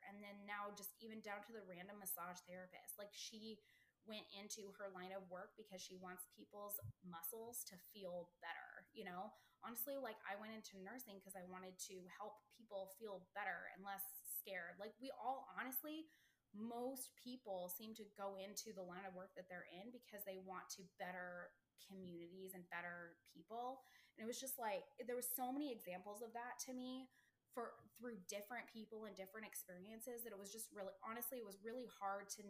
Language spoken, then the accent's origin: English; Colorado, United States; We're from Colorado in the middle of the country where there's no water at all.